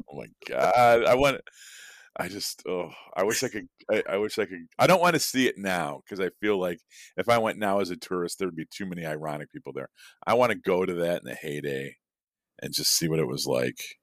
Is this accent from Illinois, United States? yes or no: yes; Chicago, Illinois, United States; growing up in Chicago